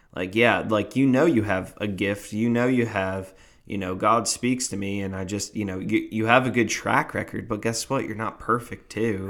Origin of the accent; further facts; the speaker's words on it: New Jersey, United States; I am from Jersey